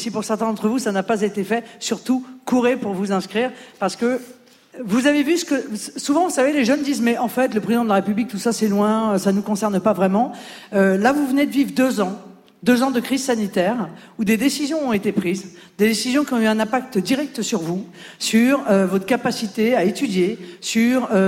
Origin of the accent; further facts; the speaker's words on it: Grand Est, France; now in Paris, France; j'ai 21 ans. Je suis originaire des Vosges et j'étudie à Paris.